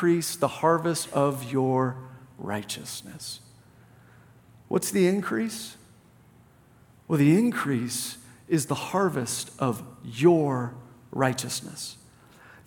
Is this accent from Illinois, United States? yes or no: no; Plano, Texas, United States; I grew up in Plano